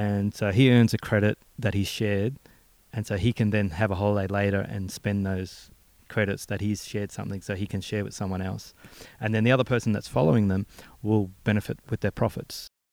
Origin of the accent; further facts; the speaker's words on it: Melbourne, Victoria, Australia; coming from my hometown back in uh, Braybrook and Maidstone.